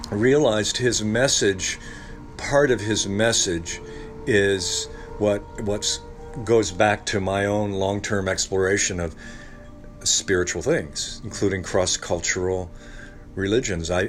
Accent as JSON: {"language": "English", "region": "Ohio", "country": "United States", "tie": "born or raised there", "said": "In Northwest Ohio."}